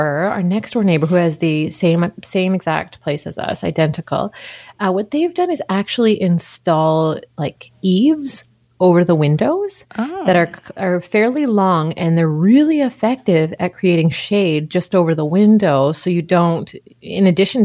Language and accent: English; Surrey, British Columbia, Canada; moved away as an adult; also born or lived in Montreal / Los Angeles; I'm a Vancouver kid. I grew up in Surrey, but I lived elsewhere in adulthood.